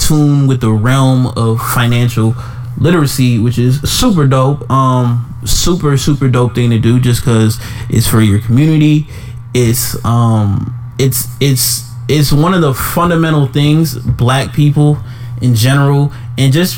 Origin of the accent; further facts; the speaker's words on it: Jamaica; as your Jamaican brother